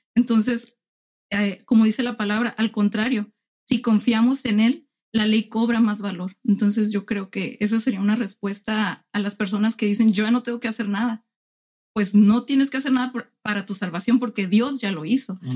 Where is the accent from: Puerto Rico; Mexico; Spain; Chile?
Mexico; Tijuana, Baja California; also born or lived in Ensenada; nací en Ensenada, crecí en Tijuana